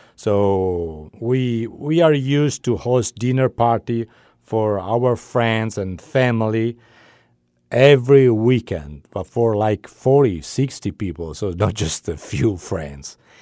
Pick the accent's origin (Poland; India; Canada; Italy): Italy; English is a second language; moved away as an adult; now in Santa Barbara, United States; I'm Italian. I was born in Italy, and I moved here to Santa Barbara six years ago